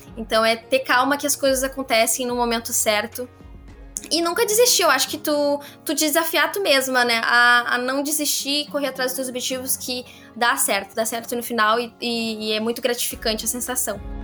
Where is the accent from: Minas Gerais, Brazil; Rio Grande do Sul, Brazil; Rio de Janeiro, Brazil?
Rio Grande do Sul, Brazil; Cachoeirinha; eu sou de Cachoeirinha